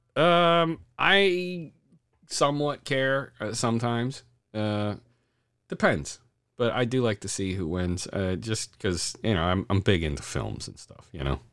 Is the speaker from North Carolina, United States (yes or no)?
no; Delaware County, Pennsylvania, United States; moved away; I'm originally from Delco, so, uh, Granite Run was one of my mainstays there